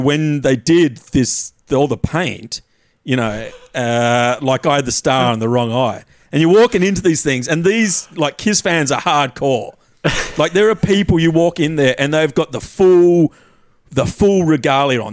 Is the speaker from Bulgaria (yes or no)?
no; Tasmania, Australia; moved away; I'd had this uh. idyllic childhood growing up in Tassie